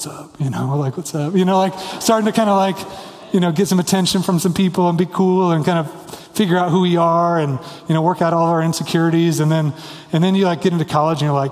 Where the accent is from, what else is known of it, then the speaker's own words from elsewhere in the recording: Kansas, United States; now in Denver, United States; I grew up in Kansas